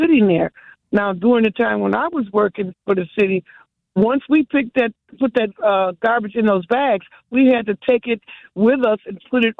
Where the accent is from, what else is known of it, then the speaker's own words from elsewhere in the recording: Milwaukee, Wisconsin, United States; I'm from Milwaukee